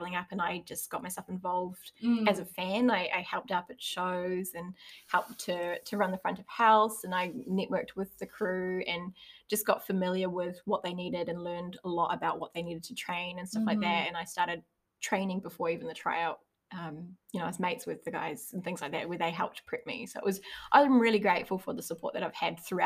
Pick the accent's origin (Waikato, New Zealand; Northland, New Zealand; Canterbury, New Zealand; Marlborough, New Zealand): Waikato, New Zealand; Hamilton; now in Auckland, New Zealand; I'm from Hamilton originally